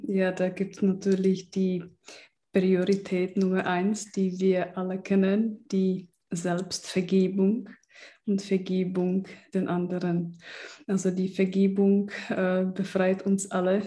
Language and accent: German; Czechia; moved away; ich bin auch in der Tschechei aufgewachsen im Kommunismus